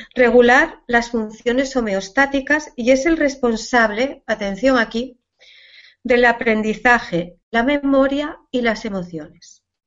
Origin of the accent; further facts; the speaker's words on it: Asturias, Spain; mi tierra se come fabada